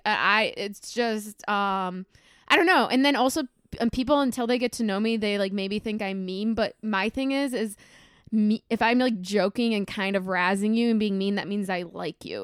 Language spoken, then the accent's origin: English; Minnesota, United States; now in Chicago, United States; I'm from Minnesota, I grew up on a farm.